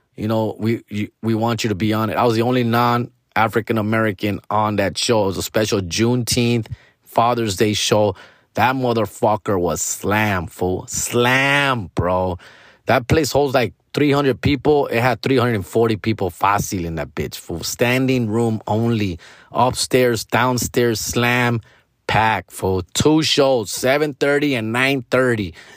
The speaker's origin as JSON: {"language": "English", "country": "Mexico", "said": "our own culture, you know, Latino, Mexican culture"}